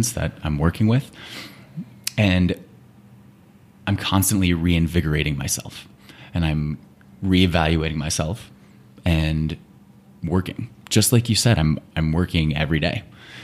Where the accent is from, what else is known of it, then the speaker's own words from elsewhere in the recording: Phoenix, Arizona, United States; I grew up in Phoenix